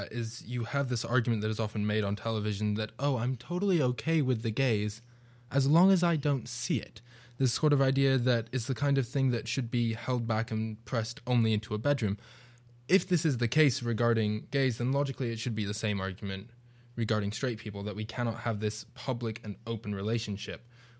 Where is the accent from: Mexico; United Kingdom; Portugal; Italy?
United Kingdom; now in United States; It's interesting, because as you said, I'm from Britain, I'm not from the US, so it is a new culture for me being over here.